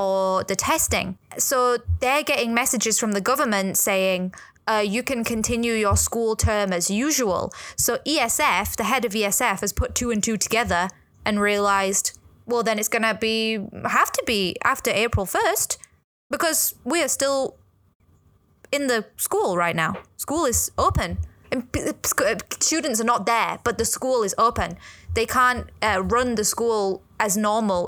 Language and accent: English; England, United Kingdom; now in Hong Kong; I'm white. I'm from England.